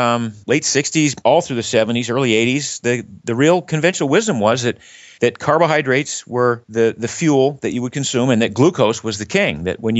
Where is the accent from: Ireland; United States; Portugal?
United States; Maine; But I grew up in Maine, was not exposed to team sports very much, kind of gravitated to running just as a means of getting to and from school.